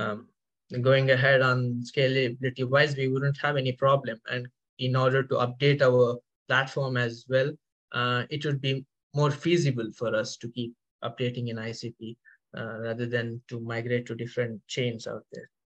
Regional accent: India; now in Paris, France; I'm currently based out in Paris. So I am basically from India.

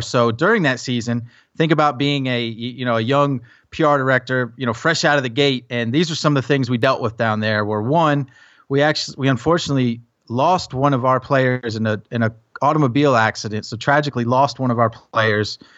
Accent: Tennessee, United States; also born or lived in New Jersey; while I grew up in Tennessee

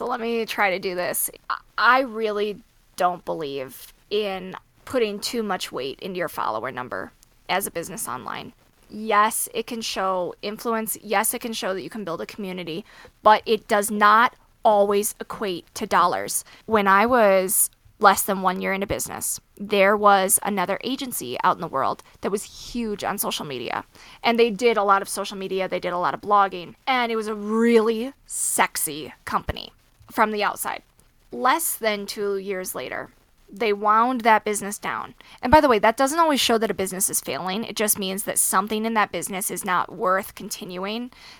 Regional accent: Midwest, United States; So I grew up with horses, right? I grew up in the Midwest. I grew up riding

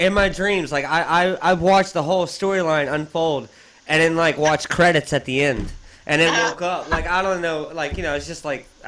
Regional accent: Texas, United States; We're from Texas

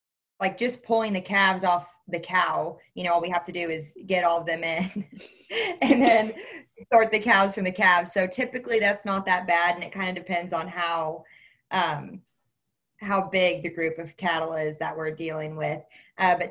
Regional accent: Northwest Missouri, United States; I was born and raised here in Northwest Missouri

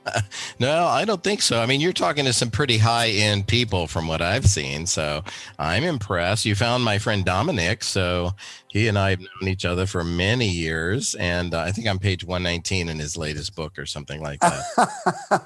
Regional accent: Louisiana, United States; moved away as an adult; now in Arizona, United States; I grew up in Louisiana

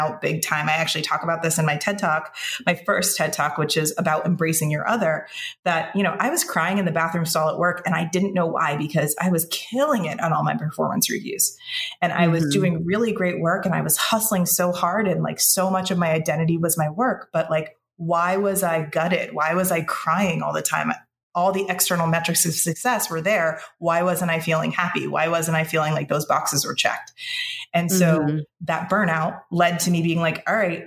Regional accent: Connecticut, United States; now in Boston area, United States; I'm originally from Connecticut

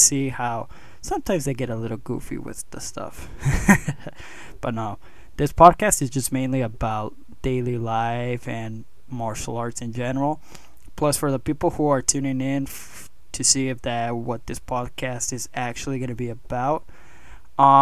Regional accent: Mexico; moved away; I also own a gym down south in my home country of Mexico.

